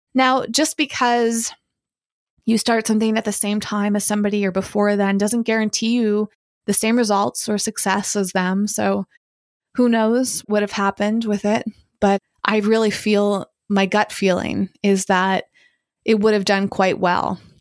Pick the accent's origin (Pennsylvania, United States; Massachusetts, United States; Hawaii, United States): Massachusetts, United States; Hudson; I was born in Massachusetts, but my parents were living in this small town of Hudson, Massachusetts.